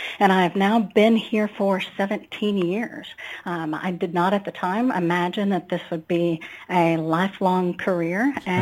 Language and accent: English; a little town in Northeast Texas, United States; also born or lived in Austin, Texas; I moved to Austin from my hometown, a little town in Northeast Texas.